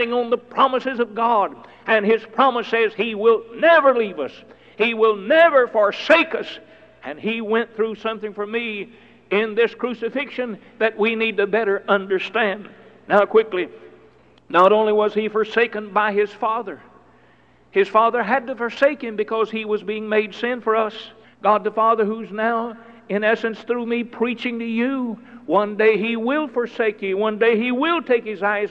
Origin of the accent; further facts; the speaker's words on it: United States; I'm an American by birth